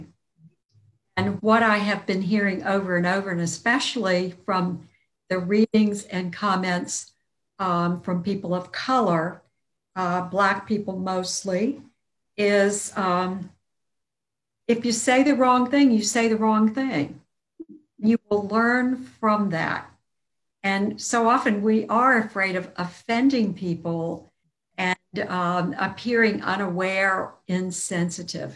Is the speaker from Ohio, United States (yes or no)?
no; Virginia Beach, Virginia, United States; also born or lived in Norfolk, Virginia; I was born in Norfolk and raised in Virginia Beach from my second year of life through college